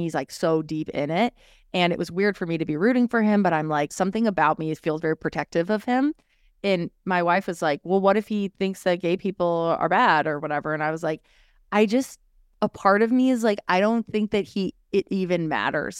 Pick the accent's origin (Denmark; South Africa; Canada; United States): United States; Orange County, California; I am a girl from California, born and raised, have lived in different parts of California and love it dearly